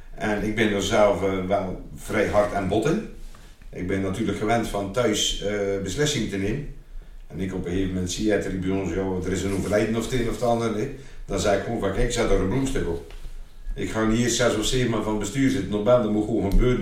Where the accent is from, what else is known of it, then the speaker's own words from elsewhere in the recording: IJzendijke, Zeeland, Netherlands; also born or lived in Oostburg / Terneuzen / Waterlandkerkje; ik ben altijd naar school geweest in Nederland. Eh, lager en middelbaar. Eerst in IJsendijk, was de lagere school